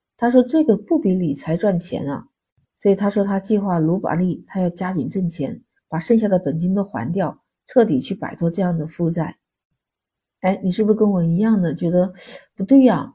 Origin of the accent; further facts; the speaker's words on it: China; 我们中国人的传统